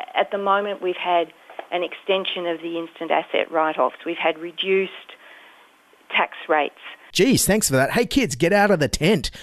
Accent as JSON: {"language": "English", "town": "Dignams Creek", "region": "New South Wales", "country": "Australia", "tie": "born or raised there", "said": "I grew up on Dignam's Creek as a child."}